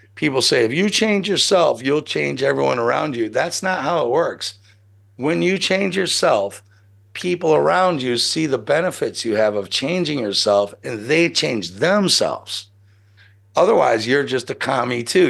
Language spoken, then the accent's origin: English; United States; I'm American